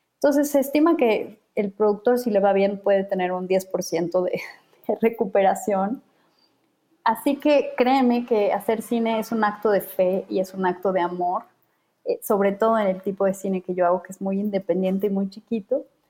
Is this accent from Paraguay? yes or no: no; Bolivia; now in Mexico; Yo vengo de Bolivia